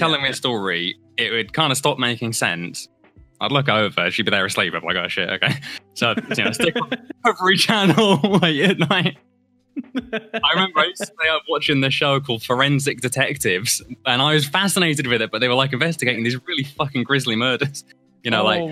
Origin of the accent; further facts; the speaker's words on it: Somerset, South West England, United Kingdom; moved away as an adult; also born or lived in Hastings / California / Scotland (family) / Liverpool (family); now in London, United Kingdom; I was born in Hastings. I lived in California from age 3 to age 8, and then Somerset up until about 7 years ago, and then I moved to London.